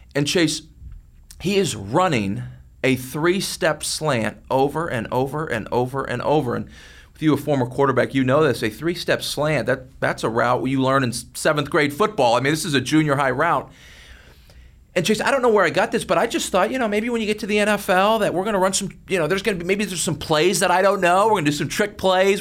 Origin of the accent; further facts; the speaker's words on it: McKinney, Texas, United States; growing up in McKinney, Texas